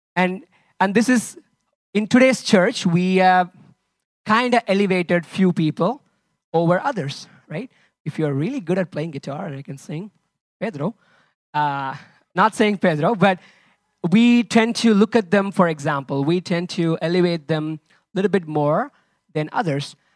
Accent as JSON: {"language": "English", "country": "India", "moved": "yes", "lives_now": "Lisbon, Portugal", "said": "I'm originally from India"}